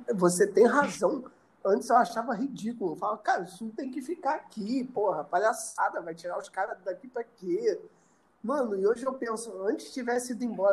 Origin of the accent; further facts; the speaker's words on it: Miguel Pereira, Rio de Janeiro, Brazil; moved away as an adult; eu vim de Miguel Pereira